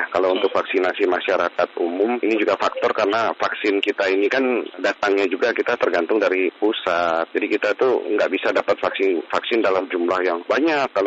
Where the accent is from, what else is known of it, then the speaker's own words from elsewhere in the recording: Surakarta, Central Java, Indonesia; kan tadi saya bilang saya orang Solo.